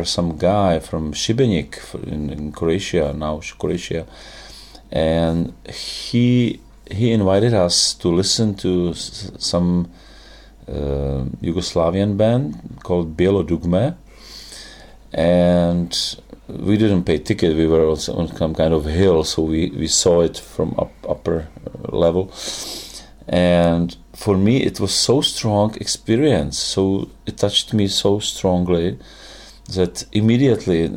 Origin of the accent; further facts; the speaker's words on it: Dubí, Ústí nad Labem Region, Czechia; English is a second language; also born or lived in Teplice; it was in my hometown, which was called actually Duby, which is not even Teplice. Teplice, I say always, Teplice is my born town